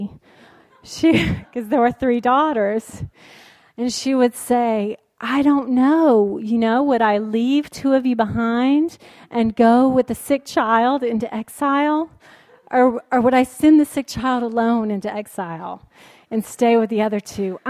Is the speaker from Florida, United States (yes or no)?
no; Alabama, United States; also born or lived in New York City; now in San Francisco, United States; I am very much from the South, and it is very, going back home to Alabama